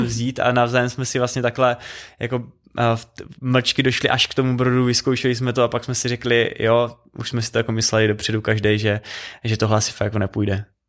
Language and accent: Czech; Czechia; jako dva Češi